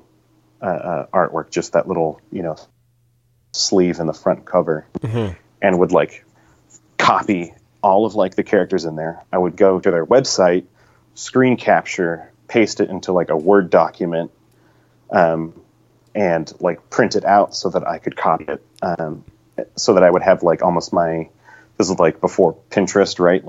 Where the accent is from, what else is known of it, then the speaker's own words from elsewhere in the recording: Spokane, Washington, United States; also born or lived in California; now in Seattle, United States; we're originally from California, but grew up in Spokane, which is in eastern Washington